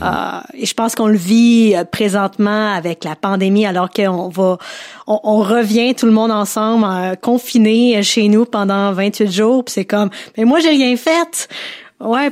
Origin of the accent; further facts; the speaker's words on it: Quebec, Canada; je suis en tant que québécoise, je fais partie du Québec